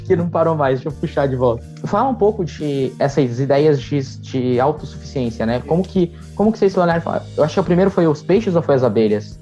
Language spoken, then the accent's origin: Portuguese; ABC region, São Paulo, Brazil; now in São Paulo, Brazil; eu não sou de São Paulo, né? Eu sou do ABC, que é uma região grudada